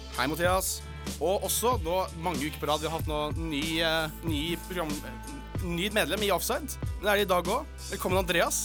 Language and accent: Norwegian; Oslo, Norway; en fra Oslo